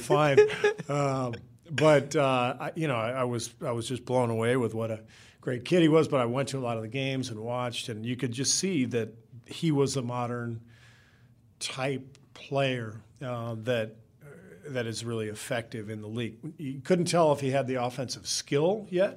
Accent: California, United States; I'm from California

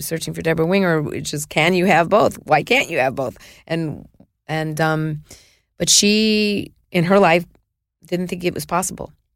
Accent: New York City, New York, United States; I was born in Mount Sinai

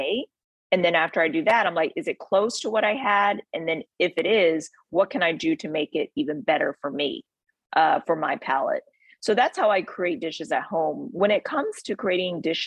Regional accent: Texas, United States; I'm from Texas

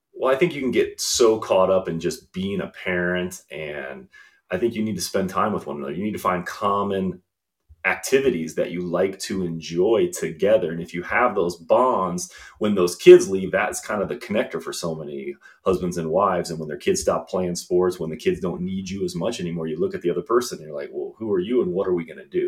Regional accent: Indiana, United States; also born or lived in New York / Chicago; now in Clemson, South Carolina, United States; growing up in Indiana

